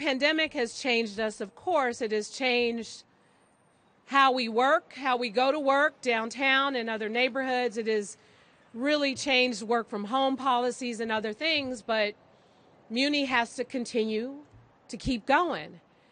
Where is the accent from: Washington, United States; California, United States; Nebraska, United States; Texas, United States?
California, United States; San Francisco; growing up in San Francisco